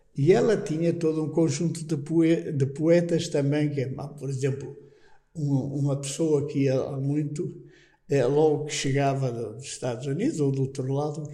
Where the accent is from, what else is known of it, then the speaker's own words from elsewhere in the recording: Terras do Bouro, Norte, Portugal; moved away; also born or lived in Fátima / Salamanca / Toulouse / Rome; eu era de uma terra, eh, que é perto de São Bento da Porta Aberta. Também na minha aldeia é um São Bento que é até mais antigo